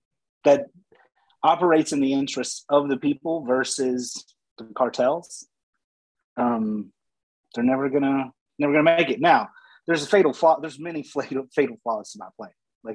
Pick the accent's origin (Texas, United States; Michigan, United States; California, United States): Texas, United States; moved away; I grew up in Texas